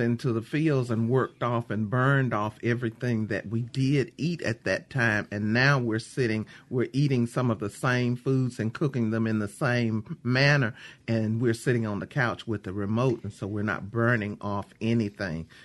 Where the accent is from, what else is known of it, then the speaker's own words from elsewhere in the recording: Mississippi, United States; I'm from Mississippi